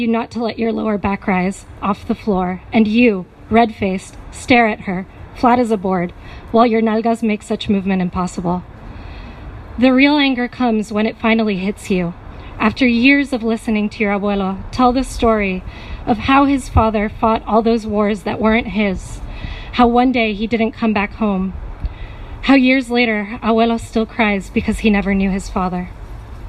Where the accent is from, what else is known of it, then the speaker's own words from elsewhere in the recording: Puerto Rico; moved away; growing up in Puerto Rico, on being a member of the diaspora